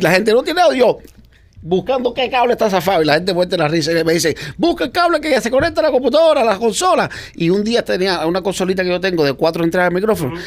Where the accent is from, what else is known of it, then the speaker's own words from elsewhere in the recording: Baracoa, Guantánamo, Cuba; moved away as an adult; now in United States; en Baracoa, donde yo nací